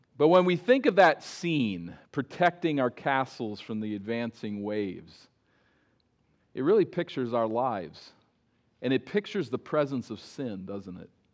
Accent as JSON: {"language": "English", "region": "East Coast", "country": "United States", "tie": "born or raised there", "said": "As a boy growing up on the East Coast, many of my childhood memories are of days at the Jersey Shore"}